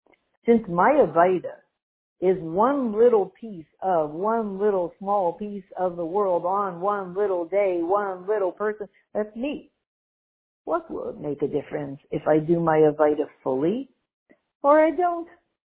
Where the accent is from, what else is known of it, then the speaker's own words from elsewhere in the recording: Canada; My apologies to anybody who's out in Alabama, but I'm too Canadian.